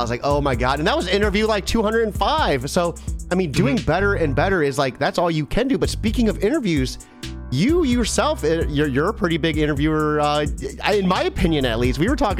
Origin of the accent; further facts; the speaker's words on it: Ohio, United States; I'm from Ohio